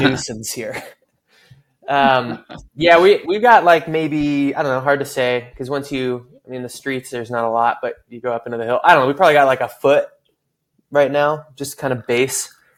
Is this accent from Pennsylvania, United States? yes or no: no; Seattle, Washington, United States; moved away as an adult; also born or lived in California; I'm from Seattle, but I spent the last oh. quite a while in in California, um, college and post college